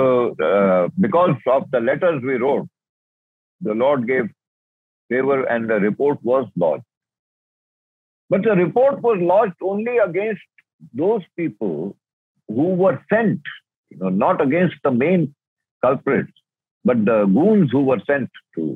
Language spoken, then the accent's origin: English; India; I am an Indian